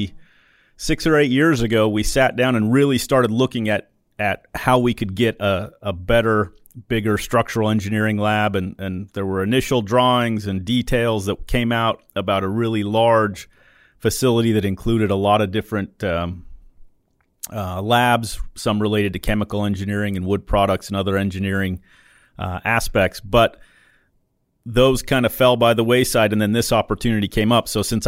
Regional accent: Utah, United States; So I grew up in Utah, so out west.

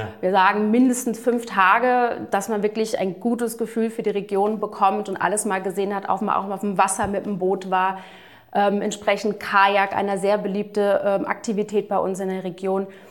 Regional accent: United States; also born or lived in Florida; ich bin gebürtige Amerikanerin

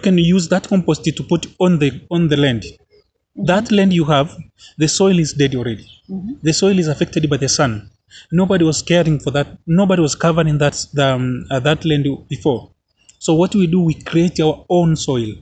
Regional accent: Arusha, Tanzania; I'm from Arusha, Tanzania

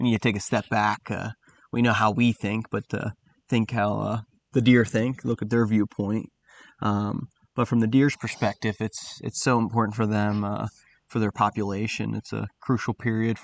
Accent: South Central Pennsylvania, United States; I grew up in South Central PA ever since I could walk

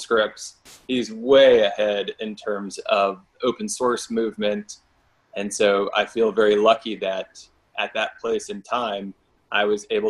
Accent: Florida, United States; moved away as an adult; also born or lived in Durham, North Carolina; I grew up in Florida

